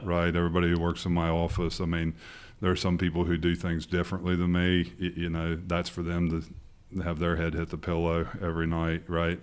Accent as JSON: {"language": "English", "town": "Portsmouth", "region": "Ohio", "country": "United States", "tie": "born or raised there", "said": "born and raised in Portsmouth, Ohio"}